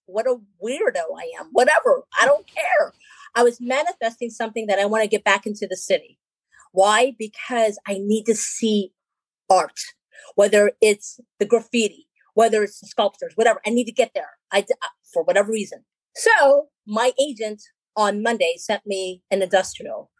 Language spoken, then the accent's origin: English; Philippines; I'm Filipino, so I'm from the islands